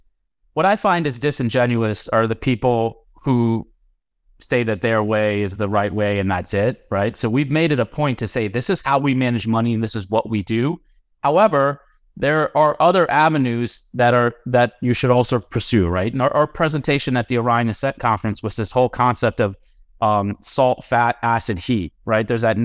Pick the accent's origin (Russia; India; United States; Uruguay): India; I'm Indian.